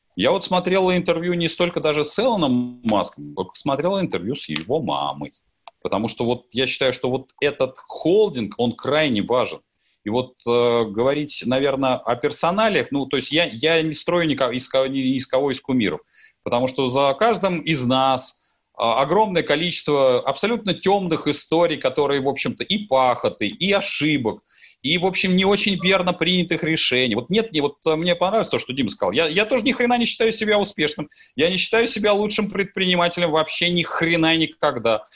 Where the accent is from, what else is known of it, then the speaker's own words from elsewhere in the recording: Russia; как россиянин